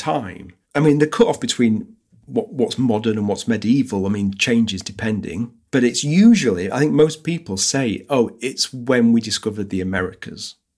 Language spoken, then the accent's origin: English; United Kingdom; I'm British.